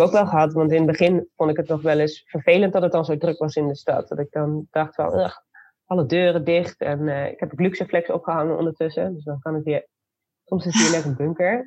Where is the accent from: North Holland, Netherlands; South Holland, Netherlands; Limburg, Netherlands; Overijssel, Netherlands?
Overijssel, Netherlands; Zwolle; also born or lived in Arnhem; ik heb in mijn vierde tot achtste levensjaar heb ik in Arnhem gewoond. Wij komen uit Zwolle.